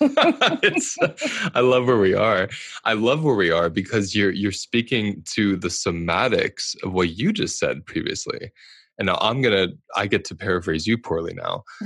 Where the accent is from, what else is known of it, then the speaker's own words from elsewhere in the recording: United States; I'm speaking as an American.